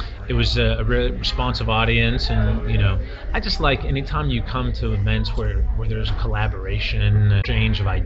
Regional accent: Calabasas, California, United States; also born or lived in Massachusetts; I was born and raised in San Fernando Valley in a town called Calabasas

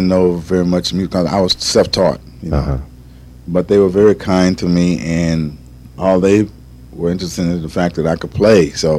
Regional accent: Detroit, Michigan, United States; now in California, United States; growing up in Detroit.

